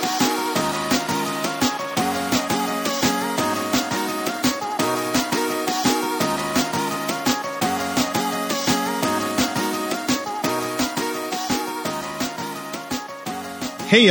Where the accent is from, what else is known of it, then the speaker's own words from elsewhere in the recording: Canada; I'm Canadian